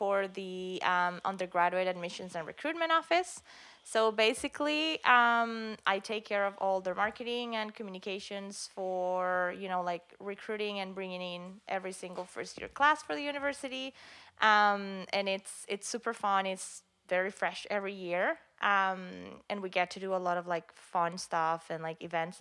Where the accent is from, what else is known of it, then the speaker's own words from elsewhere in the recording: Venezuela; moved away as an adult; now in Canada; we are both originally from Venezuela.